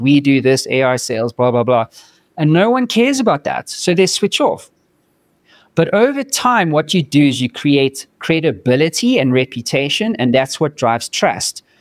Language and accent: English; South Africa; moved away as an adult; now in United States; I'm from South Africa